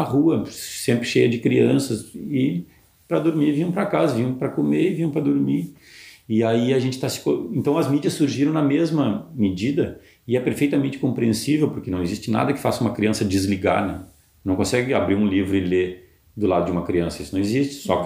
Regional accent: interior of Rio Grande do Sul, Brazil; also born or lived in Porto Alegre; Eu sou do interior do Rio Grande do Sul

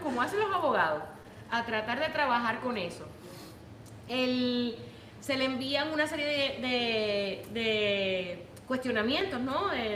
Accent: Puerto Rico; now in United States; los que venimos de Puerto Rico

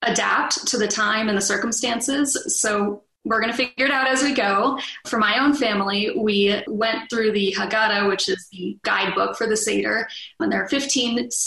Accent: Los Angeles, California, United States; now in New Mexico, United States; So I'm from Los Angeles. And so usually for Passover, I fly home to Los Angeles.

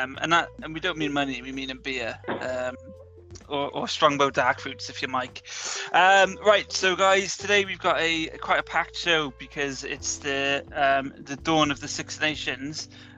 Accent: just outside of Boston, Massachusetts, United States; now in Barry, United Kingdom; I'm a massive Patriots fan because I grew up just outside of Boston in the US of A.

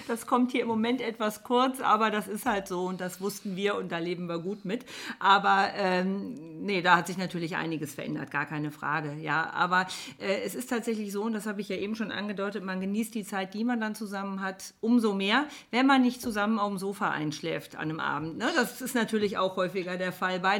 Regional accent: Koblenz, Rhineland-Palatinate, Germany; born there; also born or lived in Munich / Bonn; now in Rheinbach, Germany; geboren in Koblenz, äh, bin dann über München nach Bonn gekommen, habe in Bonn auch studiert

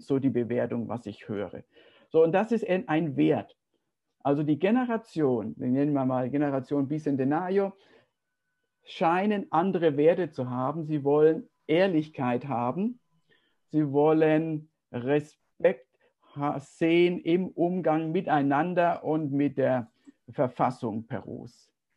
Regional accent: Germany; als Deutscher

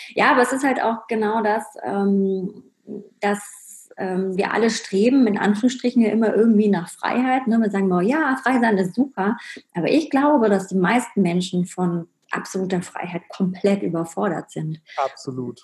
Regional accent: Berlin, Germany; ich bin ja in Berlin, im Osten Berlins aufgewachsen, habe da meine Kindheit verbracht

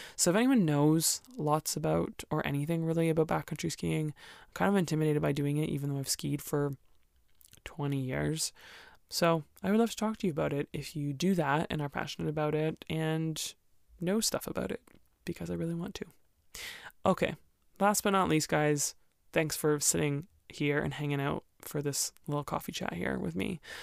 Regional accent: Canada; also born or lived in Alberta; most Canadians don't like winter, so I, I'm the weird one who's still here and still likes it

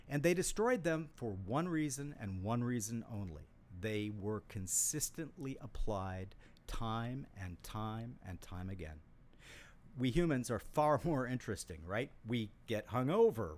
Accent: Saint Paul, Minnesota, United States; I grew up in Saint Paul, Minnesota

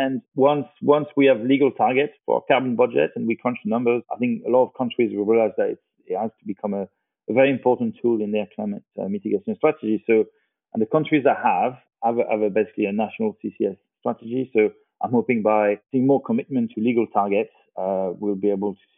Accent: France; I'm from France.

